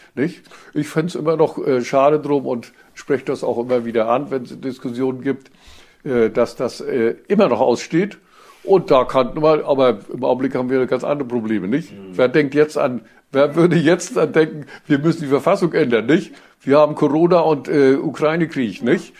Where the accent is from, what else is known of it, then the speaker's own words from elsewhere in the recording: East Germany, Germany; also born or lived in Mecklenburg-Vorpommern; bei uns in der DDR